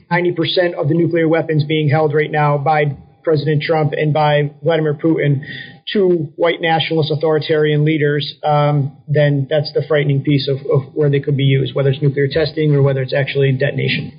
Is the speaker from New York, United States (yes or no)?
yes; Syracuse, New York, United States; moved away as an adult; also born or lived in Washington, D.C. / Florida; I'm originally from Syracuse, New York, upstate New York